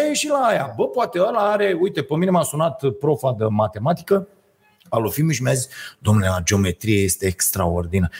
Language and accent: Romanian; Romania; ne-am născut în România